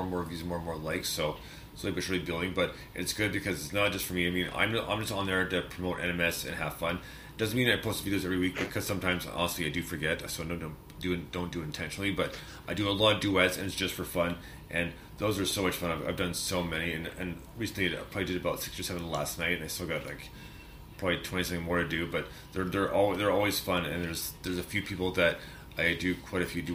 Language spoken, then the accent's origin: English; Canada; I'm Canadian